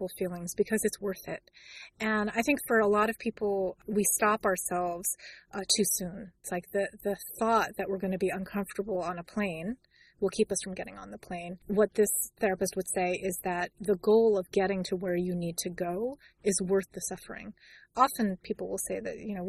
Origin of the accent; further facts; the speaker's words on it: New York City, New York, United States; I grew up in New York in the Bronx